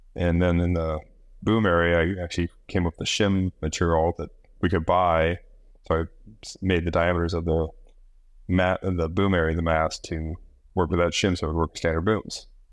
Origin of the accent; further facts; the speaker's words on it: Midwest, United States; moved away as an adult; also born or lived in Indiana; now in Maui, United States; I was born and raised in the Midwest, was living back in Indiana